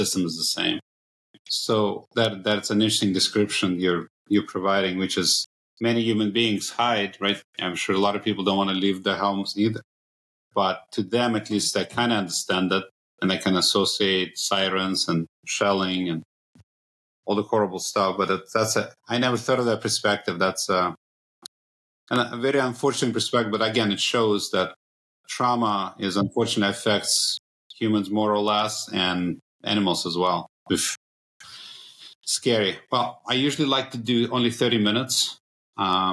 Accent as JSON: {"language": "English", "town": "Cherkasy", "region": "Cherkasy Oblast", "country": "Ukraine", "tie": "born or raised there", "moved": "yes", "said": "I was born in Cherkasy, which is outside Kiev."}